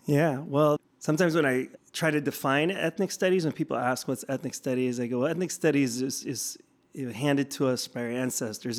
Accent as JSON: {"language": "English", "area": "Bay Area", "region": "California", "country": "United States", "also_born_or_lived": "Tucson, Arizona", "moved": "yes", "said": "I'm not from Tucson. I'm from the Bay Area originally"}